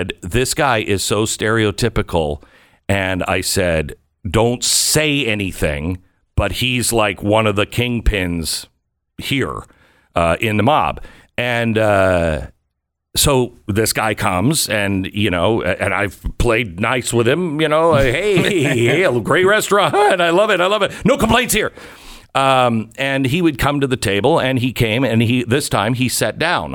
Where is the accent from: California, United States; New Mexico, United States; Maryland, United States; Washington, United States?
Washington, United States; Seattle; moved away as an adult; also born or lived in Louisville, Kentucky / New Haven, Connecticut; I grew up in Seattle